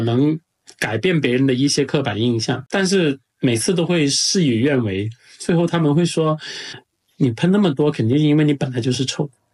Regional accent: China; 我们中国人在外

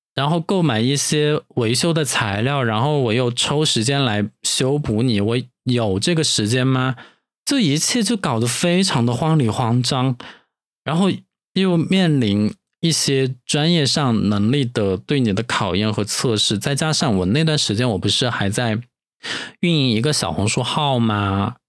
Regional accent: Dujiangyan, Sichuan, China; now in Chengdu, China; 都江堰就是在成都 附近的一个卫星城市，我出生的地方也是我长大的地方

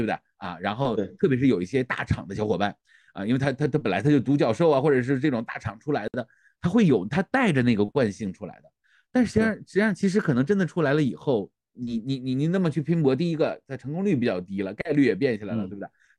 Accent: Northeast China, China; moved away; 我就是东北人，

